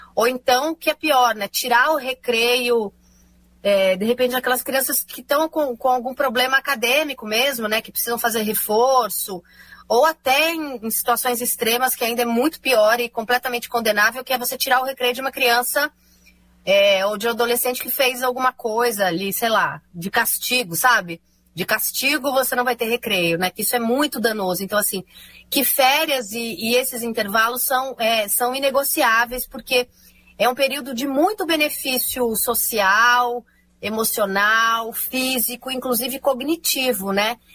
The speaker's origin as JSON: {"language": "Portuguese", "region": "São Paulo", "country": "Brazil", "tie": "born or raised there", "said": "eu sou de São Paulo"}